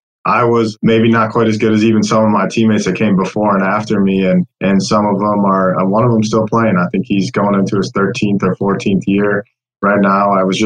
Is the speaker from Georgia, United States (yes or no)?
no; St. Joseph, Michigan, United States; moved away as an adult; also born or lived in England / Chicago suburbs; I grew up in the Southwest Michigan, in St. Joe, Michigan, where I went to school.